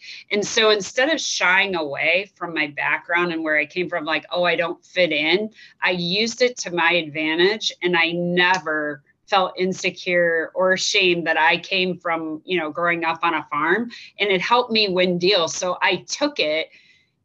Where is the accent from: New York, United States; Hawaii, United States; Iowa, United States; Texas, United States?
Iowa, United States; moved away as an adult; also born or lived in Chicago; where are you from? And I'm like, Iowa.